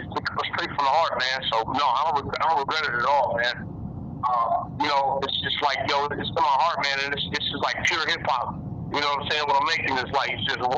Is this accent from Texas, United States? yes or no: no; Detroit, Michigan, United States; I'm from Detroit, Michigan